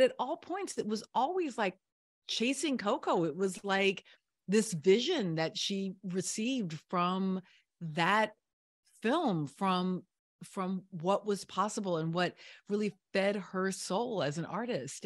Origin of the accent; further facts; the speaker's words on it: Virginia, United States; I grew up in Virginia